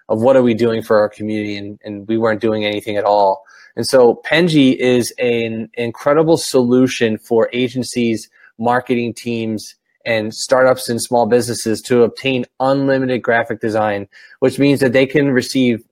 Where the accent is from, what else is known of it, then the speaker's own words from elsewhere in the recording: Philadelphia, Pennsylvania, United States; now in Camden, United States; I was born and raised in Northeast Philadelphia